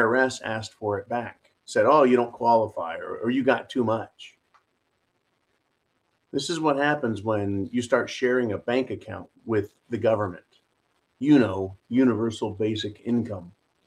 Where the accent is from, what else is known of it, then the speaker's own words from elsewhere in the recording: United States; I'm an American